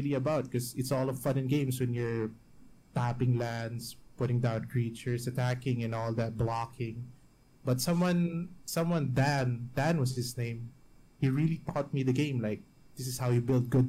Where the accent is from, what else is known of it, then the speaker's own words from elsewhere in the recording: Baguio, Cordillera Administrative Region, Philippines; moved away as an adult; also born or lived in Metro Manila, Philippines; My hometown is in the mountains